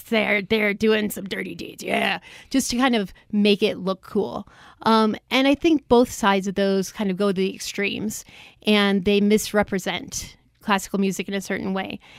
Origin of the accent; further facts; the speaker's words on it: Chicago, Illinois, United States; moved away; I'm from the Chicago area originally, and when I was growing up, there were two classical stations